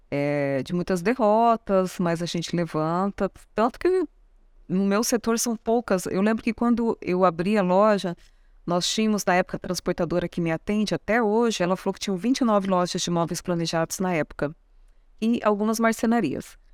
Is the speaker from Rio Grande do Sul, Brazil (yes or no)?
no; São Paulo, Brazil; now in Mato Grosso do Sul, Brazil; Sou paulista, moro aqui, eu sou sumatogrossense de coração